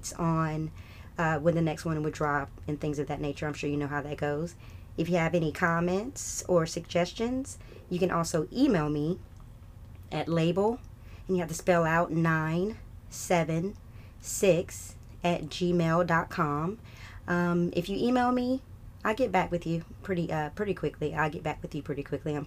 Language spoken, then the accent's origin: English; Atlanta, Georgia, United States; My family's from North Carolina. I was raised in North Atlanta. Love it here